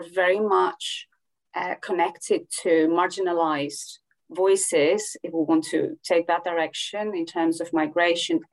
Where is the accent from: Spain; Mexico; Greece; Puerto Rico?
Greece; I come from Greece